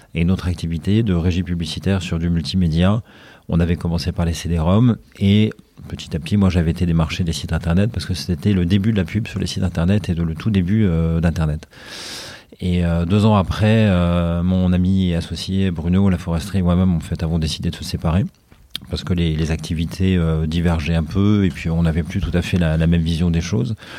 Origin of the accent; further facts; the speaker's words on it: Haute-Savoie, Auvergne-Rhône-Alpes, France; also born or lived in Brussels / Paris; now in Marseille, France; je suis originaire en fait de Haute-Savoie